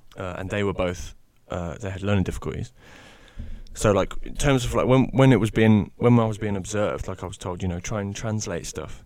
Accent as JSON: {"language": "English", "area": "the Midlands", "region": "England", "country": "United Kingdom", "said": "I'm from the Midlands"}